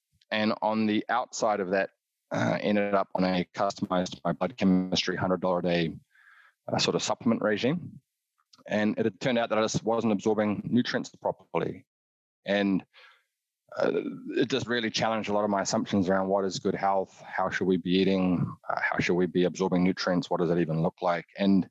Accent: New Zealand; but had most of my adolescent years growing up in New Zealand

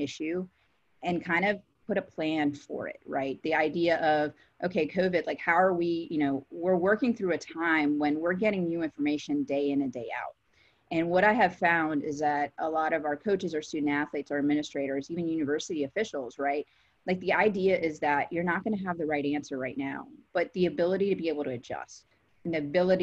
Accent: Fort Lauderdale, Florida, United States; moved away as an adult; also born or lived in New Haven, Connecticut / Gainesville, Florida; now in Clemson, United States; I'm from Fort Lauderdale, born and raised

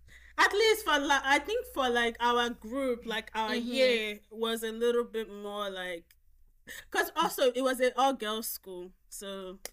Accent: Nigeria; in Nigeria. At least when I was growing up, there was a lot of colors.

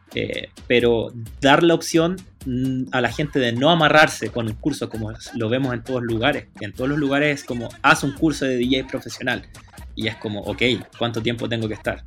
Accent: Santiago, Santiago Metropolitan Region, Chile; me crié en Peñalolén, en las Torres 3

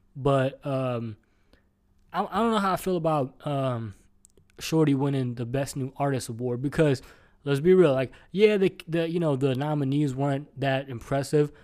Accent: Houston, Texas, United States; I'm from Houston

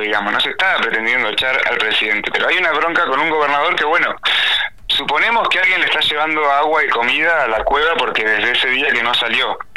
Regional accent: Chubut, Argentina; quienes somos de Chubut

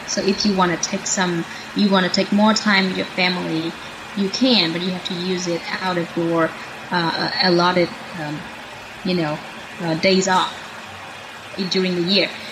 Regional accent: Vietnam; moved away as an adult; now in United States; for a kid growing up in Vietnam

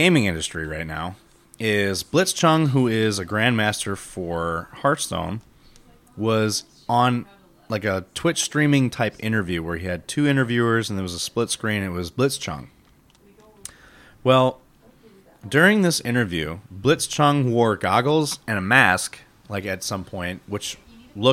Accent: United States; I'm an American

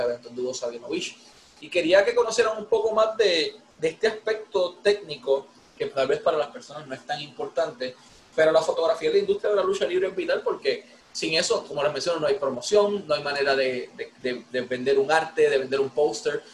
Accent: Ponce, Puerto Rico; de aquí de mi pueblo de Ponce

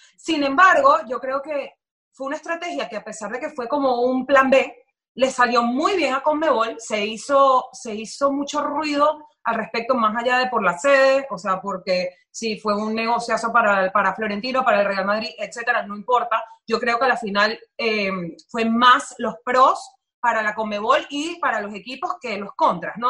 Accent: Venezuela; now in Miami, United States; íbamos hablando normal, como tres venezolanos

